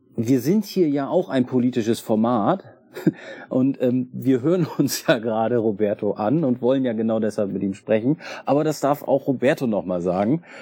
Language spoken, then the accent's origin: German; Germany; Also ich komme nicht aus Bremen, ich komme aus der Nähe von Bremen